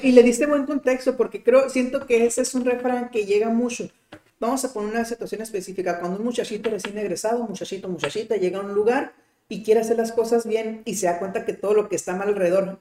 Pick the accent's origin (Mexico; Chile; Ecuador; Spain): Mexico; como mexicano